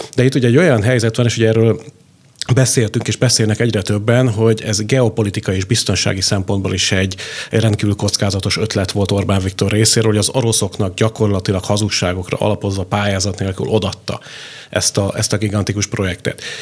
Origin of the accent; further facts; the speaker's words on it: Pécs, Baranya, Hungary; én pécsiként